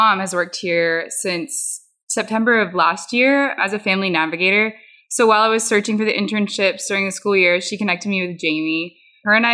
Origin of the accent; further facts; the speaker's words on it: The Woodlands, Texas, United States; I'm also from the Woodlands, Texas.